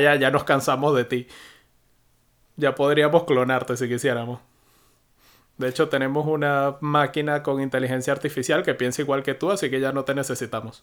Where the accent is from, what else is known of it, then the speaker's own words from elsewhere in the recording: Venezuela; moved away as an adult; also born or lived in United Kingdom; Yo nunca he usado blocker hasta que salí de Venezuela